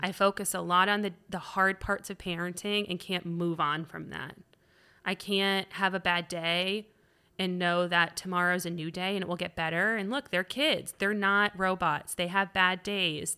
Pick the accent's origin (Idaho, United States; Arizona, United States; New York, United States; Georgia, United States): Georgia, United States; Atlanta; also born or lived in Virginia / Florida / Iowa; I moved here in second grade, so we moved a lot